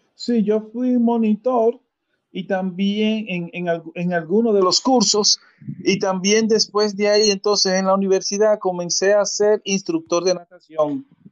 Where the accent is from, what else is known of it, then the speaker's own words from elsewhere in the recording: Santo Domingo, Distrito Nacional, Dominican Republic; moved away as an adult; also born or lived in San Francisco de Macorís; now in Nagua, Dominican Republic; yo nací en San Francisco, me declararon en Cercedo, me crié en Santo Domingo y ahora vivo en Nagua